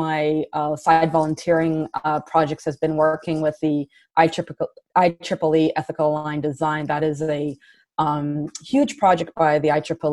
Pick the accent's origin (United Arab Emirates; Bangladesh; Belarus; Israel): Israel; moved away as an adult; also born or lived in Canada / San Francisco Bay Area; now in San Francisco, United States; So I was born and raised in Israel, and I moved out of Israel in my early 20s to Canada